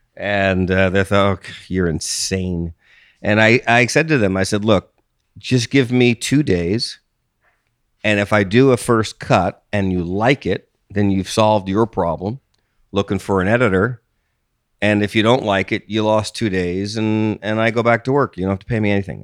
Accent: East Coast, United States; moved away as an adult; also born or lived in Austin, Texas; I grew up on the East Coast

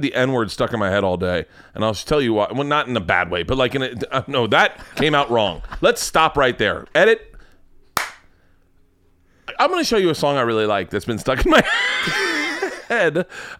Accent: College Park, Georgia, United States; College Park is a part of Atlanta, just so you know. I'm from College Park.

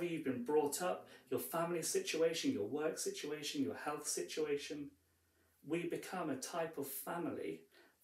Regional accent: Bristol, South West England, United Kingdom; I was born in Bristol, but I'm not primarily a Bristolian.

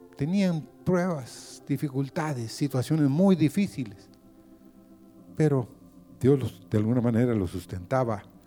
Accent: Honduras; Como hondureños

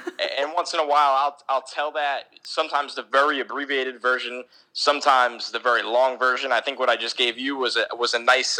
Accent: New York, United States; also born or lived in Albany; I'm from New York

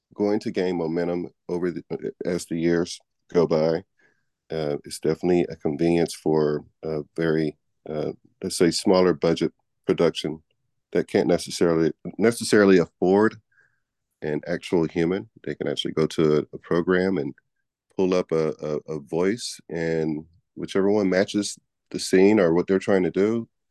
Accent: Houston, Texas, United States; moved away; also born or lived in Manhattan, New York / Laguna, Los Angeles; I am from Houston, Texas. I've lived in Manhattan, New York. I've lived in Laguna, L A, but, uh, Houston is home

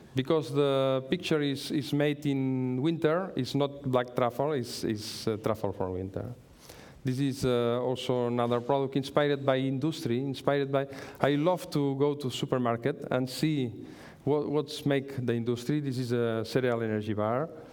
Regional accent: Manlleu, Catalonia, Spain; English is a second language; I'm from Manlleu. I'm very happy to, be, to, to, to live in Manlleu. Manlleu is a very small town in the north of Barcelona. It's my town

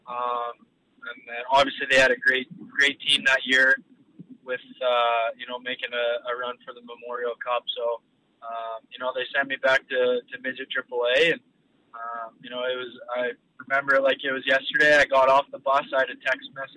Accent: Saskatchewan, Canada; moved away as an adult; also born or lived in North Battleford, Saskatchewan; now in Bakersfield, United States; growing up in Saskatchewan

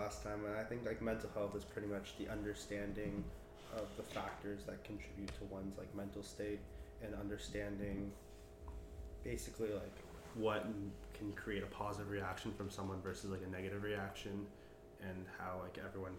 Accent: Los Angeles, California, United States; moved away as an adult; now in Knoxville, United States; I'm from Los Angeles, California, and I currently go to the University of Tennessee in Knoxville.

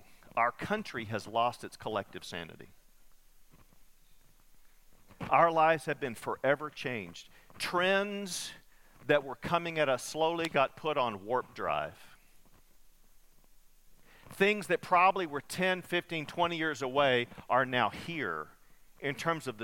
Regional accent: Muleshoe, Texas, United States; moved away; I grew up in Muleshoe, part of my childhood

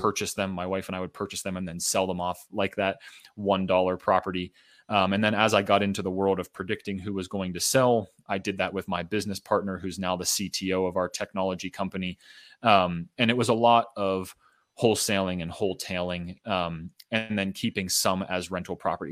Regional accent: Pittsburgh, Pennsylvania, United States; moved away as an adult; also born or lived in Boulder, Colorado; I got my start in real estate in my hometown, home city of Pittsburgh, Pennsylvania.

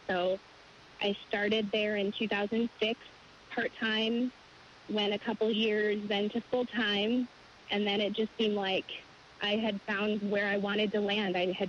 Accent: Illinois, United States; also born or lived in upstate New York; now in Washington, D.C., United States; I grew up partly in Illinois. But we moved around a little bit, and I had spent some time in upstate New York before coming here.

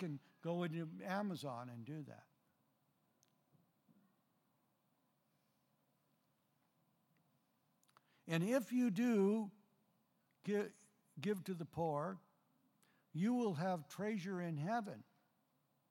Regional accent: Mount Vernon, Washington, United States; I was born in Mount Vernon.

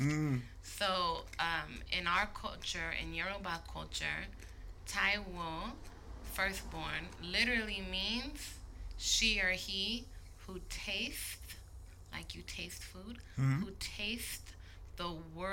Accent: Berkeley, California, United States; I was born and raised in Berkeley, California.

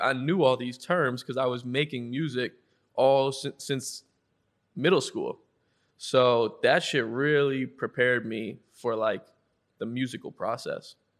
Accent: Westwood, Massachusetts, United States; I'm from Westwood, Massachusetts

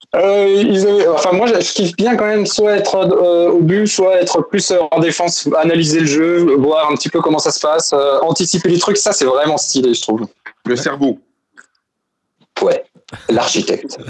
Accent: Mulhouse, Grand Est, France; je suis alsacien, je viens de Mulhouse

